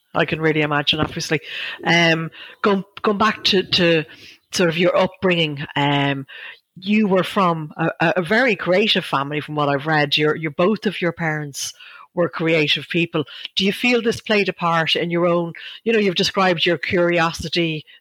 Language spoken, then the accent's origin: English; Ireland; we, as Irish people